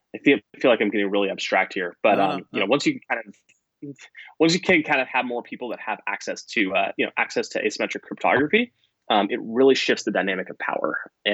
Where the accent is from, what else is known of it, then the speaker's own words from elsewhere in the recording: United States; as an American